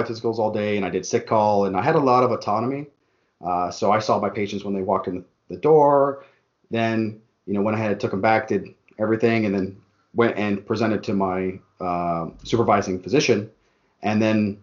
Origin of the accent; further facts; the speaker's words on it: Tucson, Arizona, United States; moved away as an adult; also born or lived in Phoenix area; now in Phoenix, United States; I'm from Tucson. So, like, coming from Tucson